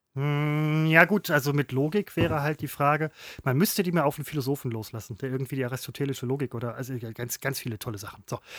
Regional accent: Velbert, North Rhine-Westphalia, Germany; ich komme aus Felbert

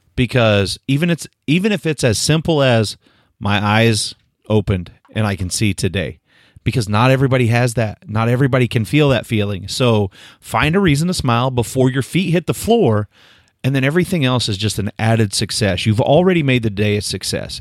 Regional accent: Northeast Oklahoma, United States; I grew up in Northeast Oklahoma

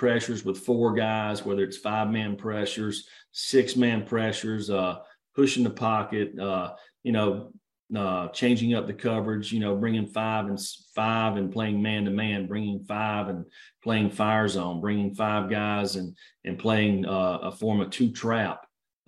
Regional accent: the South, United States; growing up in the South

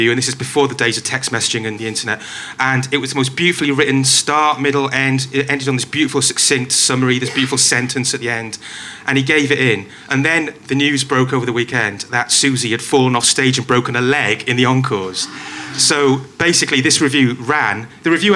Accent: Wales, United Kingdom; I'm Welsh

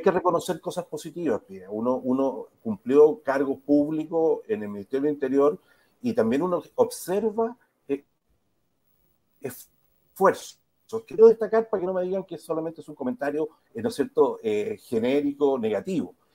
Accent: Chile

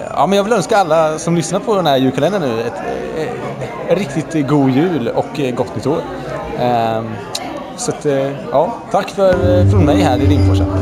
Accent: Sweden; oss som välmående svenskar

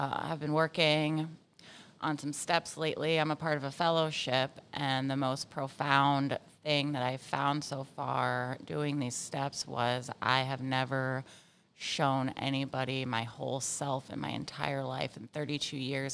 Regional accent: Virginia Beach, Virginia, United States; I grew up in Virginia Beach. Yeah, my dad was in the Navy, and the rest of my family lived here

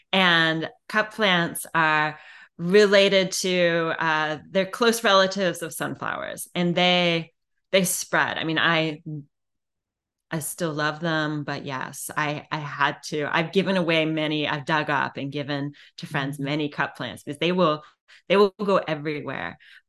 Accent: Illinois, United States; now in Virginia Beach, United States; when I was a little kid, I grew up in the Driftless region of Illinois.

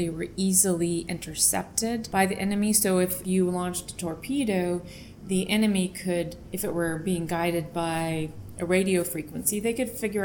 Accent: Virginia, United States; I'm from Virginia

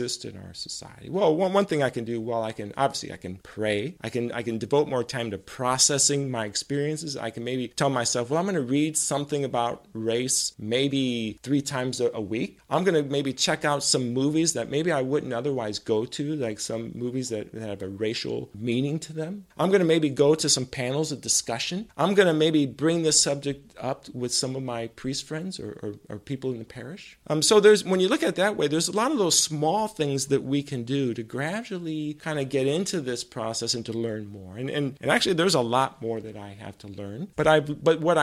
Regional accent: Rancho Cordova, California, United States; In my formative years, I lived in Rancho Cordova, California.

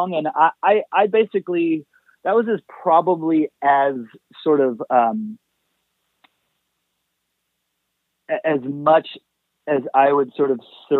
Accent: Anaheim, California, United States; also born or lived in Whittier / Long Beach / Fullerton; now in Los Angeles, United States; I grew up mostly in Anaheim

